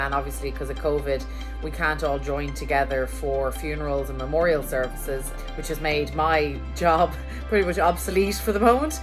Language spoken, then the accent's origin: English; Ireland; now in New York, United States; I am from Ireland and I'm living here in New York